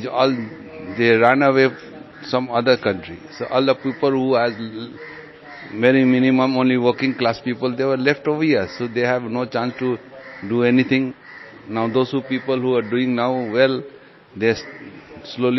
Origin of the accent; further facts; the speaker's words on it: Jalpaiguri, West Bengal, India; also born or lived in Rajasthan; now in Kolkata, India; I was born in Jalpaiguri, that side, with my father and mother.